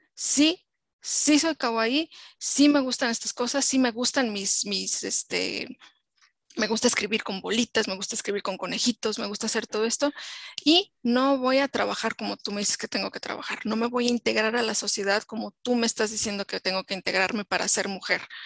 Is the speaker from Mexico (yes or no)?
yes; Mexico; como mujer mexicana, que he vivido en México muchos años